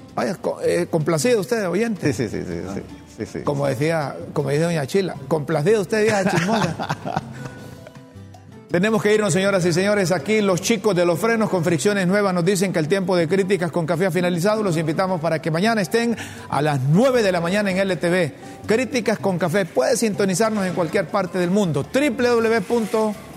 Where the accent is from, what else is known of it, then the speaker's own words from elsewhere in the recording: Honduras; yo desde que tengo uso de razón, desde que nacimos, hombre, aquí en Honduras